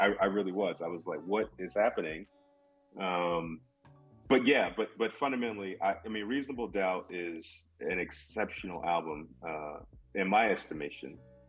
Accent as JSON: {"language": "English", "area": "Port Arthur", "region": "Texas", "country": "United States", "tie": "born or raised there", "said": "… is from my hometown."}